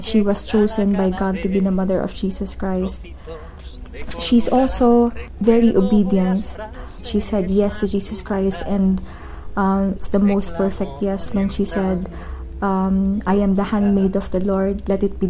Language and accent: English; Philippines; I am from the Philippines